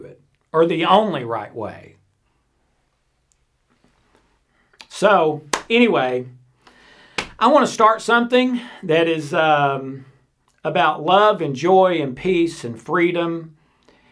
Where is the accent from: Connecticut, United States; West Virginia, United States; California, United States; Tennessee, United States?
Tennessee, United States; South Pittsburg; this little 5,000 person town that I grew up in East Tennessee called South Pittsburgh